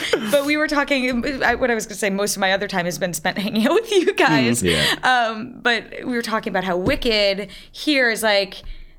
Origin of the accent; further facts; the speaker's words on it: New England, United States; now in Los Angeles, United States; I'm from New England, which I find really funny to say here, because it's in the United States, New England.